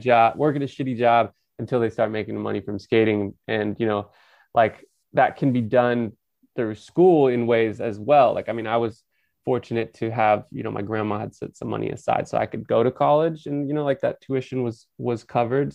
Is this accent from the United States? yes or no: yes; Napa, California, United States; I'm from Napa, which is just an hour north of San Francisco